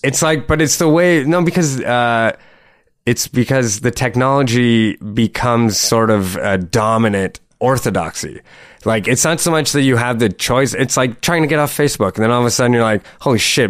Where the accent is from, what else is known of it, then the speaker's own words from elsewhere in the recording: Sault Ste. Marie, Ontario, Canada; now in Toronto, Canada; growing up in Sault Ste. Marie, which is like just like economically like devastated place